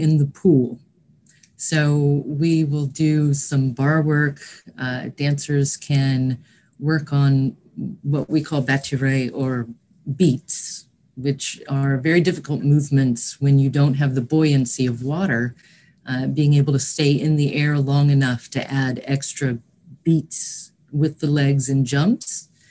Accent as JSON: {"language": "English", "region": "East Tennessee", "country": "United States", "also_born_or_lived": "New York / Pennsylvania", "moved": "yes", "said": "I'm from East Tennessee originally"}